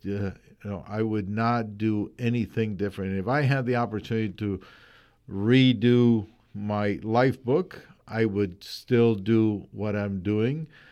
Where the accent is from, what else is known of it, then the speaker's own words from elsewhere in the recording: Colombia; moved away as an adult; I am originally from Colombia